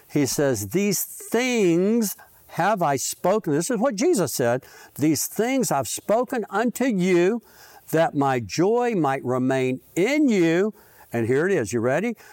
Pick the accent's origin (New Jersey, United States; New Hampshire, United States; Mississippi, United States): Mississippi, United States; born there; See, I was born in Mississippi because it's always number one